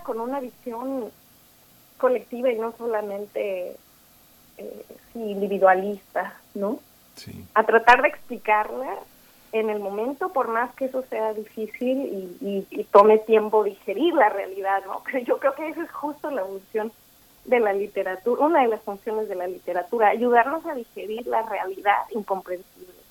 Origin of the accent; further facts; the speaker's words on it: Mexico; now in New York, United States; Como mexicana